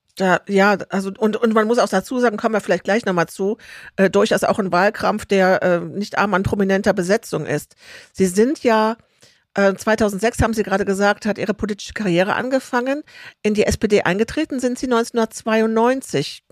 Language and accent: German; Rhineland, Germany; Ich bin im Rheinland groß geworden, im katholisch-konservativen Umfeld